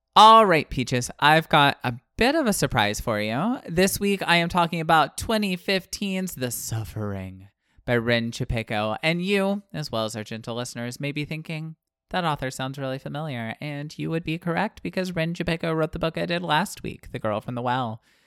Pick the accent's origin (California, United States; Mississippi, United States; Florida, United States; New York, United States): Florida, United States; Pensacola; moved away; also born or lived in Illinois; I grew up in Pensacola and most of the soil there is sand. Uh, and then I moved to Illinois